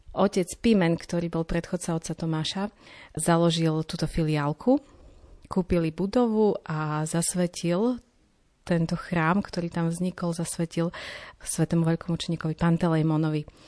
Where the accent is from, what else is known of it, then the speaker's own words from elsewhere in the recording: Slovinky, Košice Region, Slovakia; som zo Sloviniek, rodáčkou zo Sloviniek, Eh, v Slovenkách som vyrastala